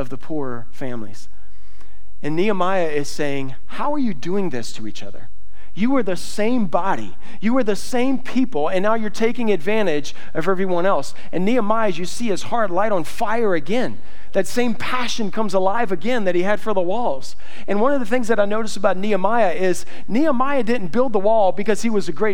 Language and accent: English; South Louisiana, United States; I'm from South Louisiana